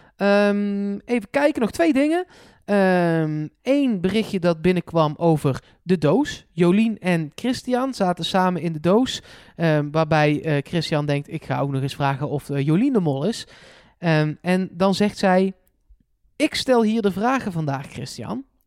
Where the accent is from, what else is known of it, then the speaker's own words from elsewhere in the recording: Eindhoven, North Brabant, Netherlands; voor mij als Eindhovenaar